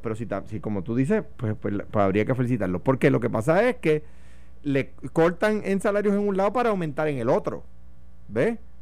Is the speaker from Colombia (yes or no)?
no; Puerto Rico; los puertorriqueños